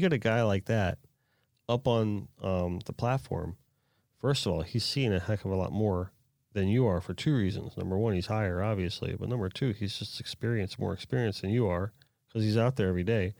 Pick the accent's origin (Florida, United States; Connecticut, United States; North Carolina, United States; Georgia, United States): Florida, United States; South; I was born and raised down in South Florida.